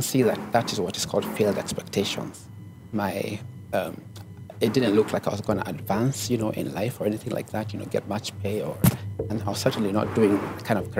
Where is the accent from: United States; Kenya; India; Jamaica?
Kenya; Nairobi; also born or lived in Italy / Canada; But I grew up in Nairobi. And my father was a diplomat. So we got a chance to travel around the world. So I grew up partly in Italy, and also in Canada.